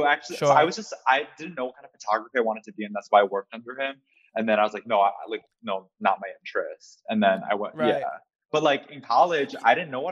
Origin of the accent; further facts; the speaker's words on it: United States; I'm American born Chinese